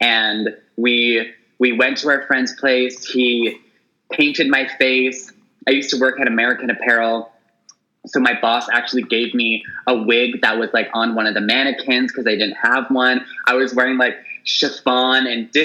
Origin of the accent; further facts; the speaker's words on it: Toronto, Ontario, Canada; moved away as an adult; also born or lived in Montreal; now in Vancouver, Canada; So I was born and raised in Toronto. I lived in Montreal for a year. I'm now in Vancouver